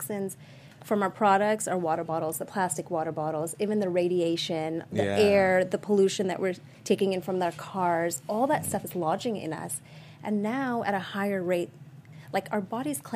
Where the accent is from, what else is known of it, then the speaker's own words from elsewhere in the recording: Sri Lanka; moved away; I was born in Sri Lanka